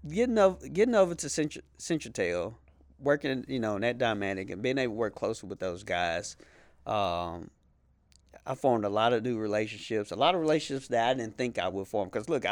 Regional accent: Shreveport, Louisiana, United States; And look, I'm from Shreveport.

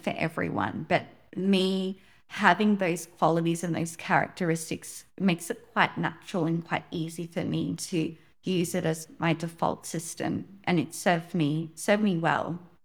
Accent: Sydney, New South Wales, Australia; I was born in Sydney, Australia

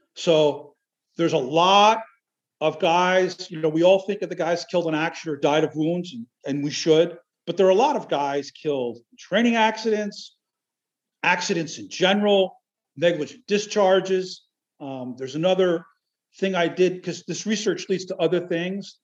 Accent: New Jersey, United States; now in Alaska, United States; That's where I grew up. I grew up in Jersey, which is odd for an Alaskan, but I grew up in Jersey

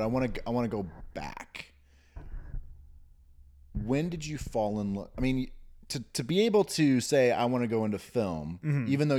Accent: Newton, United States; I did see a lot of movies by myself because I grew up in Newton.

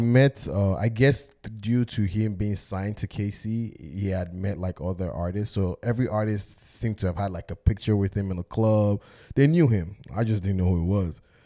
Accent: Nigeria; moved away; as a black Nigerian man who grew up in Nigeria

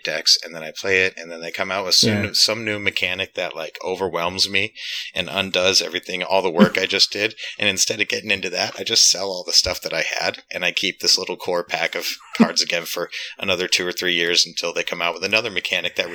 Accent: Alaska, United States; moved away as an adult; now in Denver, United States; I grew up in Alaska

